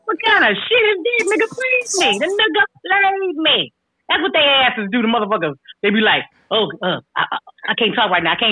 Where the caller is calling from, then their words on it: California, United States; I'm checking in from the Bay Area.